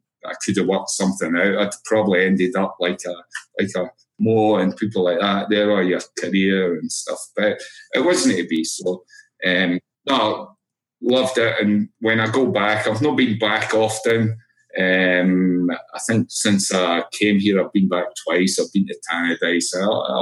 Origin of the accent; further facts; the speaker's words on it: Edinburgh, Scotland, United Kingdom; moved away as an adult; now in United States; I'm from Edinburgh